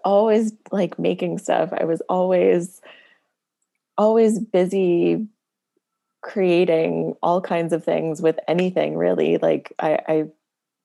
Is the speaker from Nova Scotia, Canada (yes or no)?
yes; Nova Scotia, Canada; also born or lived in Sydney, Cape Breton, Nova Scotia / New Brunswick; When I was like 7 or 8, we moved back to Nova Scotia, and that's where I spent most of my childhood